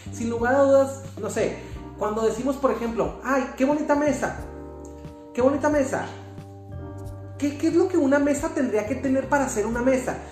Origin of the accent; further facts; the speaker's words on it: Chihuahua, Mexico; Yo soy de aquí de Chihuahua